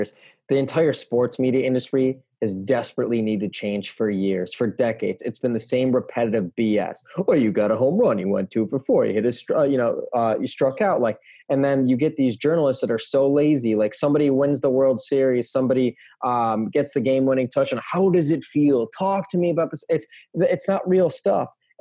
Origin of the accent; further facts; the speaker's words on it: outside of Chicago, Illinois, United States; growing up outside of Chicago